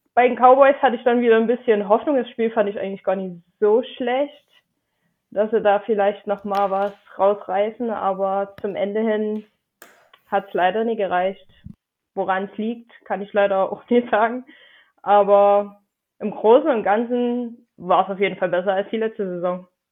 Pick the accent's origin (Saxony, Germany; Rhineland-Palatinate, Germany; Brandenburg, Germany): Saxony, Germany; Dresden; Ich äh, komme aus Dresden. Hm. Und äh, ich hoffe, man hört meinen Akzent nicht zu sehr